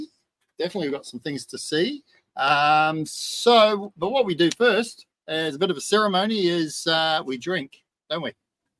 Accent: New Zealand; now in Australia; Because I'm originally a Kiwi

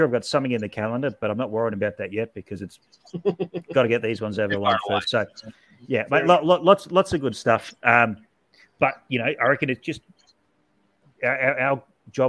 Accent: Sydney, New South Wales, Australia; in Sydney, my hometown

